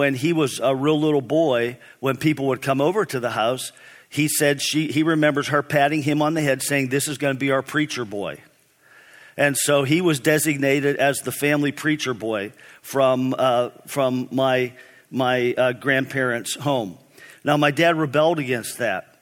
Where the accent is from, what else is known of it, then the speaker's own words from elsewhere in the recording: East Brady, Pennsylvania, United States; I grew up in East Brady, Pennsylvania, small town north of Pittsburgh.